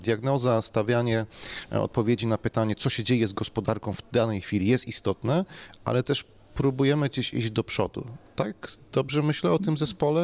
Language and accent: Polish; Silesian Voivodeship, Poland; u nas na Śląsku